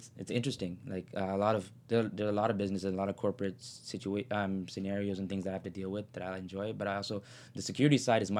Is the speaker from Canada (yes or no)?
yes; Toronto, Ontario, Canada; I'm from Scarborough.